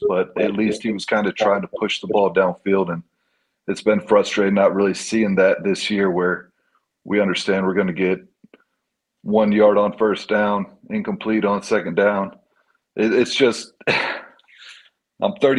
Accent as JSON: {"language": "English", "region": "Texas", "country": "United States", "said": "I'm from Texas"}